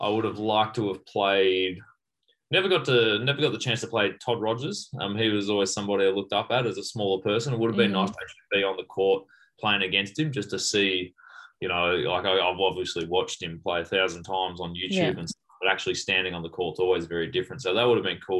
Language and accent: English; Melbourne, Victoria, Australia; my hometown in St. Kilda in Victoria